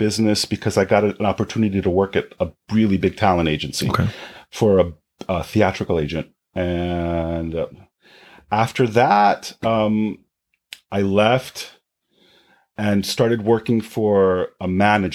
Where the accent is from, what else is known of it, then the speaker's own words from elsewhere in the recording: New York City, New York, United States; I grew up in Jamaica, Queens, on the south side